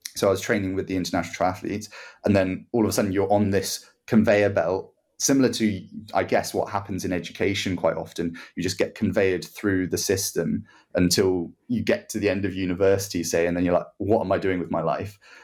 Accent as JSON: {"language": "English", "country": "Guernsey", "said": "I'm from Guernsey, so I go and represent Guernsey"}